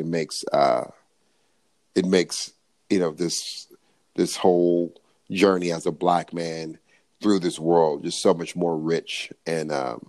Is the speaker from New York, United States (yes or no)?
no; California, United States; I'm born and raised in California.